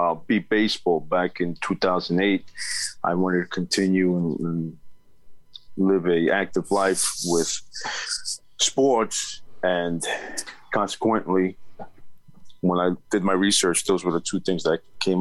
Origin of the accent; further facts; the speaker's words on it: Long Island, New York, United States; so I grew up in New York, Long Island